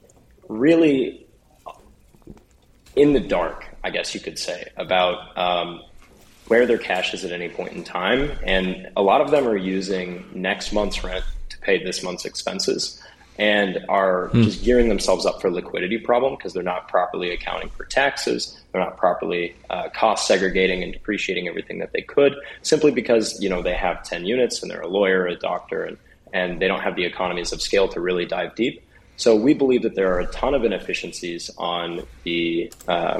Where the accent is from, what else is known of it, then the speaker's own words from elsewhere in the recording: Springfield, Missouri, United States; I'm actually from Springfield